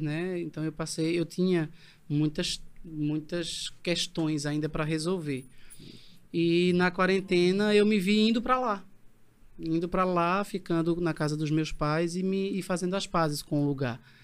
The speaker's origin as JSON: {"language": "Portuguese", "town": "Bezerros", "region": "Pernambuco", "country": "Brazil", "tie": "born or raised there", "said": "eu sou de Bezerros, mas uhum. eu nasci, passei a infância e adolescência num vilarejo, uhum. na parte rural, né? Sim. Em Sapucarana"}